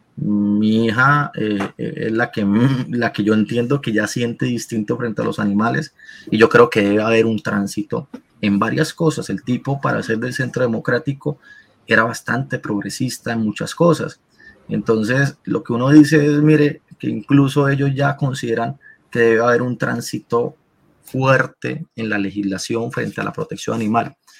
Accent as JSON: {"language": "Spanish", "country": "Colombia", "said": "Nosotros, como colombianos"}